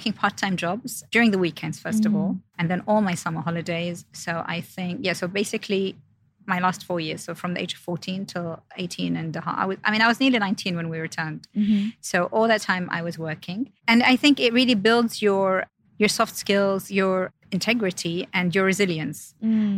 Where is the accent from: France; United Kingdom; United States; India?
United Kingdom; London; moved away as an adult; also born or lived in Jeddah, Saudi Arabia; now in Saudi Arabia; we went to London when I was around 9 years old. And I was basically raised in central London, so between Kensington, Chelsea area. And then I lived there for just over 10 years